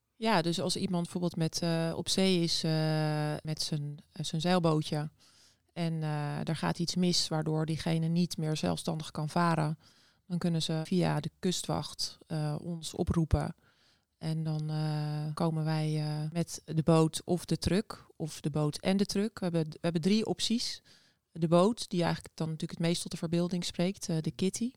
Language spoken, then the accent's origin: Dutch; Noordwijk, South Holland, Netherlands; now in Scheveningen, Netherlands; ik ben opgegroeid in Noordwijk, dus ook aan zee